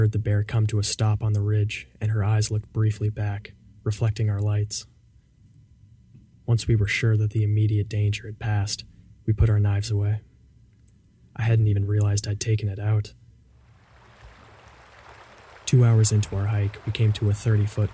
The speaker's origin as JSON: {"language": "English", "town": "Fredericksburg", "region": "Virginia", "country": "United States", "tie": "born or raised there", "moved": "yes", "said": "Fredericksburg, Virginia, my hometown"}